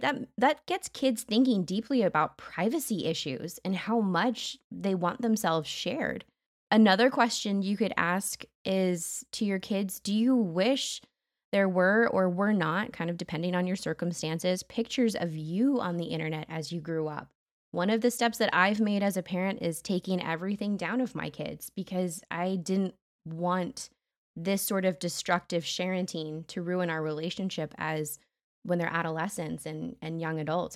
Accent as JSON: {"language": "English", "country": "United States"}